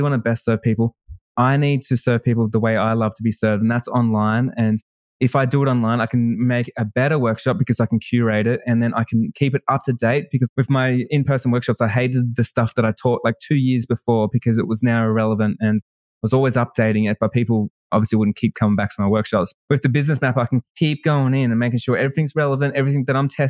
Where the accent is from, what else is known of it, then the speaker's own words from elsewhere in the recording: Melbourne, Victoria, Australia; I'm from Melbourne, Australia